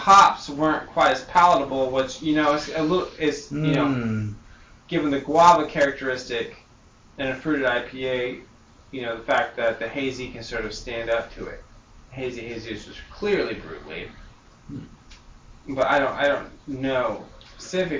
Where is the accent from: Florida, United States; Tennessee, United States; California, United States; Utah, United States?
California, United States; Sacramento; I'm from Sacramento